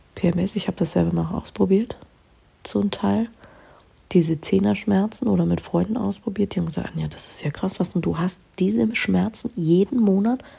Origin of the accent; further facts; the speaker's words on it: Germany; bei uns in Deutschland